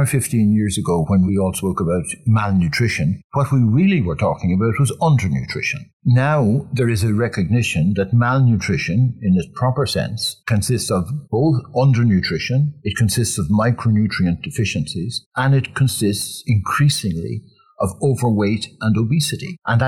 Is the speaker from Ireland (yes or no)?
yes; Ireland; As a child, as a very young child, I grew up with lamplights, with oil. I was about 3 or 4 when we got electricity for the first time.